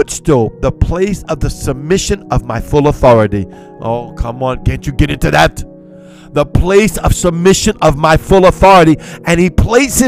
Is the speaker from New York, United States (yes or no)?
no; Cajun, Louisiana, United States; I'm Cajun